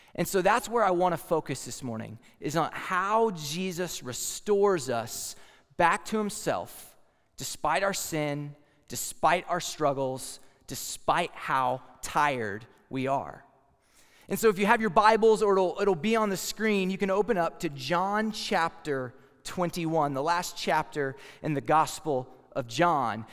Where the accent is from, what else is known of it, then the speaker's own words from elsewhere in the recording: Texas, United States; I'm from Texas, and a lot of times people from Texas have some state pride